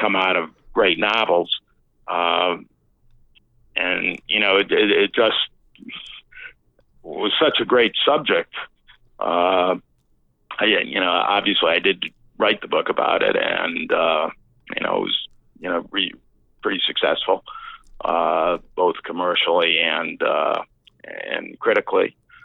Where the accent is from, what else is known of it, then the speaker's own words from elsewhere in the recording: Rhode Island, United States; now in New Orleans, United States; I grew up in Rhode Island